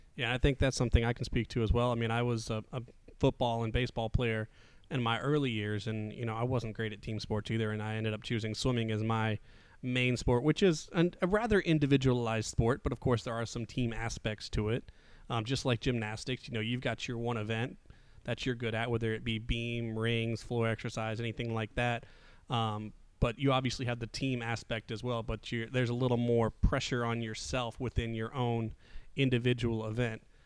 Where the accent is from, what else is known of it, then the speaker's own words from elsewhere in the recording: Midwest, United States; now in Southeast, United States; I was born in the Midwest